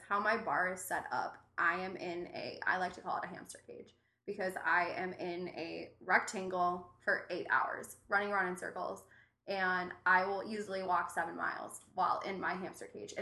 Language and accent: English; Cleveland, Ohio, United States; now in Chicago, United States; I'm from Cleveland